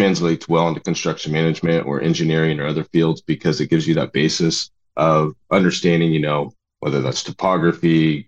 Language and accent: English; Oregon, United States; I grew up in Oregon.